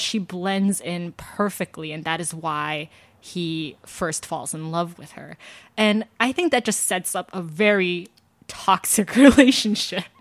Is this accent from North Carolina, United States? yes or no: no; Georgia, United States; I'm from Georgia